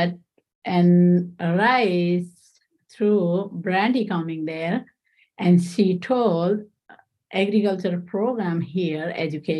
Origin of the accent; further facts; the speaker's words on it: Nepal; English is a second language; moved away as an adult; now in Central New York, United States; I'm from Nepal.